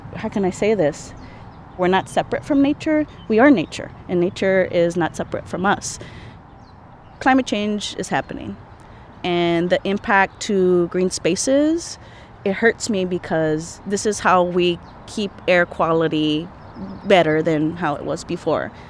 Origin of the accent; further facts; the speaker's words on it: Los Angeles, California, United States; I'm from Los Angeles. I lived in Koreatown